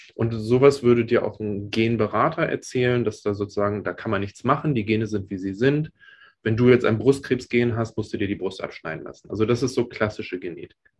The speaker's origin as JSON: {"language": "German", "country": "Germany", "tie": "born or raised there", "moved": "yes", "lives_now": "United States", "said": "Ich bin ja in Deutschland aufgewachsen"}